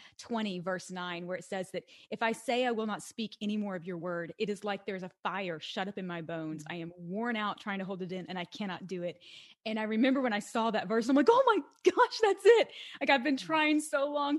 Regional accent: Western Kentucky, United States; moved away as an adult; also born or lived in Washington, D.C.; originally I'm from Western Kentucky

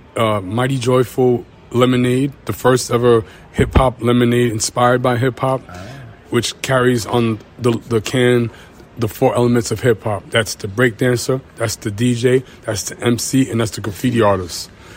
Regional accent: New York, United States; I'm from Suffolk County, Long Island, so I like the fact that we're a little bit closer when we're actually in New York City.

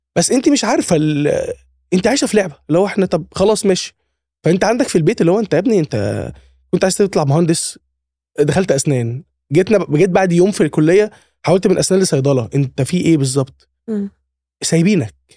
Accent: Alexandria, Alexandria Governorate, Egypt; انا من اسكندريه محافظه في مصر يعني فكان جيشي برضو في اسكندريه

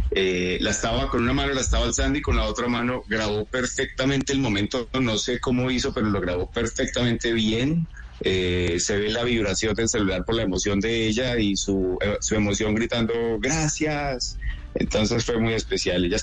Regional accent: Colombia; now in Ontario, Canada; desde Colombia, somos colombianos.

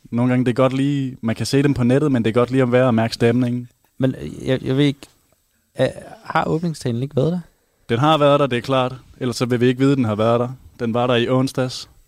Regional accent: Haderslev, Southern Denmark, Denmark; moved away as an adult; now in Aarhus, Denmark; Jamen, jeg er opvokset lidt uden for Hatterslev.

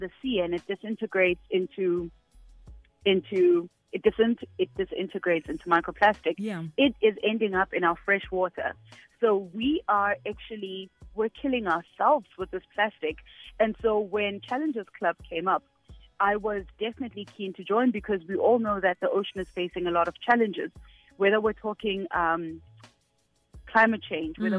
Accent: Soweto, Gauteng, South Africa; I grew up in Soweto. I'm a girl from Soweto. I grew up there my entire life.

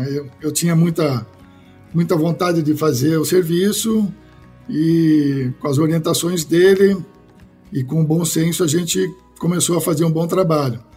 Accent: Porto Alegre, Rio Grande do Sul, Brazil; eu sou gaúcho, né? O sotaque eu acho que já está meio perdido pelas andanças da vida aí, que a gente só se mudou, mas sou gaúcho de Porto Alegre.

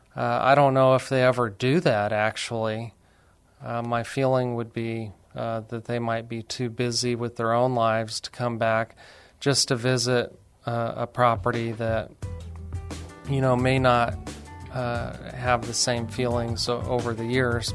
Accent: Alamogordo, New Mexico, United States; also born or lived in Lubbock, Texas / Las Cruces, New Mexico; I'm actually from New Mexico, a little city called Alamogordo

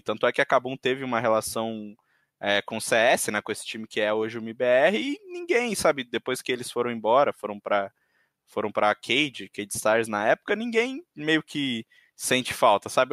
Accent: interior of São Paulo, Brazil; Eu sou do interior de São Paulo

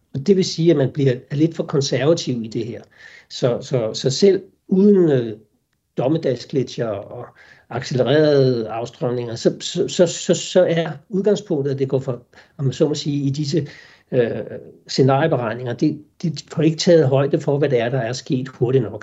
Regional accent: Denmark; vi sikkert som danskere

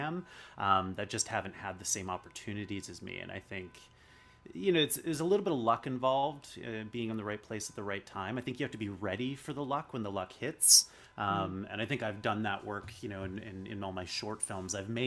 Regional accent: Chilliwack, British Columbia, Canada; also born or lived in Dawson Creek, British Columbia; now in Vancouver, Canada; I grew up in Chilliwack in the Fraser Valley. And then I moved right the heck out of there when I turned 18 and came to Vancouver.

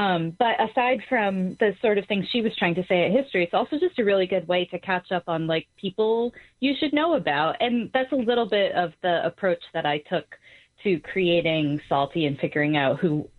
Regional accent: Boston, Massachusetts, United States; I was growing up in Boston in the time that she was, traveling around talking to people during the civil rights movement.

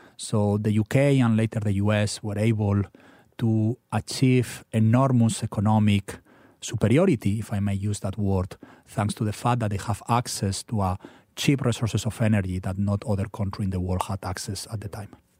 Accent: Spain; now in Philadelphia, United States; your listeners could probably guess from my funny accent, I'm from Spain.

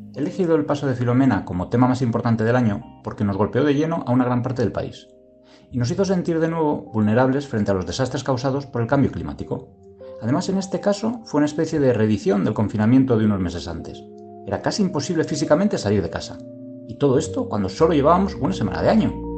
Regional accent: Burgos, Castile and León, Spain; las de mi tierra, yo soy de Burgos

